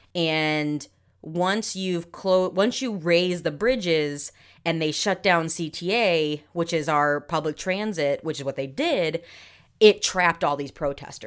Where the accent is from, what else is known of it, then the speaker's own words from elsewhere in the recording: New England, United States; We're from New England, so we say Auntie.